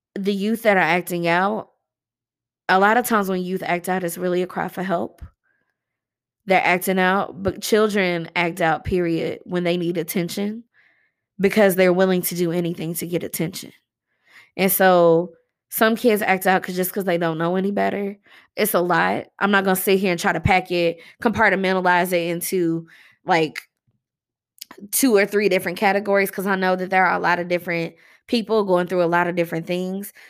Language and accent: English; Louisville, Kentucky, United States; here in my hometown